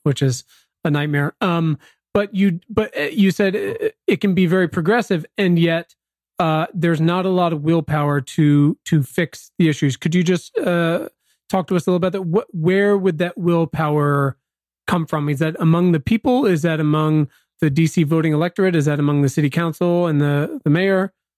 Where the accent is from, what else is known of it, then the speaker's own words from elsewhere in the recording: Virginia, United States; now in Los Angeles, United States; I'm actually from Virginia, so D C was my big city experience growing up